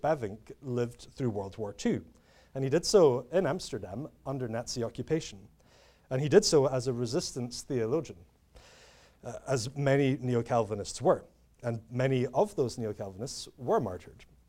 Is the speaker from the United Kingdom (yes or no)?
yes; United Kingdom; I'm British, uh, as you can tell